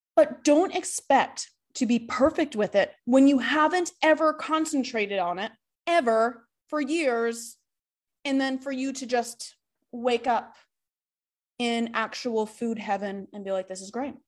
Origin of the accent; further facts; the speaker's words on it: Massachusetts, United States; I grew up in Massachusetts, super close to all these mountains in Vermont and New Hampshire.